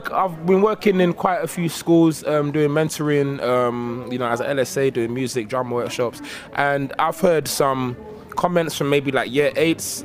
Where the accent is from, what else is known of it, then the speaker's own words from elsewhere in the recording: London, United Kingdom; also born or lived in Nigeria; I grew up in Woolwich, southeast London